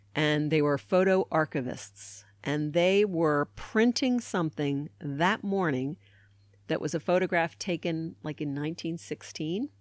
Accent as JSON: {"language": "English", "town": "Baltimore", "region": "Maryland", "country": "United States", "tie": "born or raised there", "said": "I grew up in Baltimore, Maryland"}